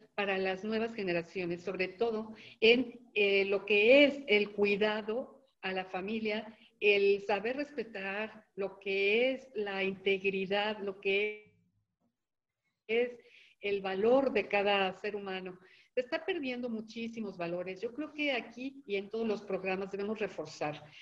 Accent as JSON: {"language": "Spanish", "country": "Mexico", "said": "nosotros como mexicanos"}